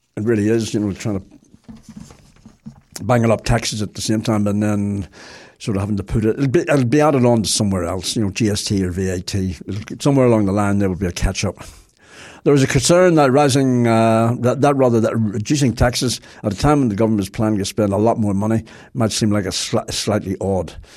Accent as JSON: {"language": "English", "town": "Belfast", "region": "Northern Ireland", "country": "United Kingdom", "said": "I'm from Belfast, as you can possibly tell."}